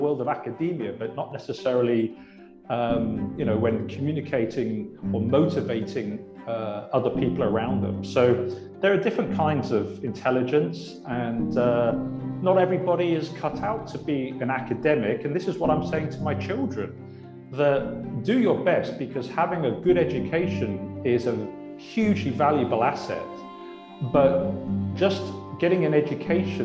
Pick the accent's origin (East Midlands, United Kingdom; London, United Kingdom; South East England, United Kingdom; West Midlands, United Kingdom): South East England, United Kingdom; Oxford; I come from Oxford, and actually, yeah. I was surrounded by Oxford academia. My father was a professor.